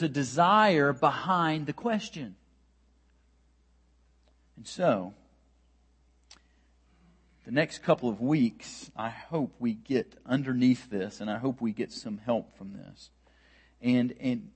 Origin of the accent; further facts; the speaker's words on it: United States; as an American man who is very steeped in American culture and brought up in the American culture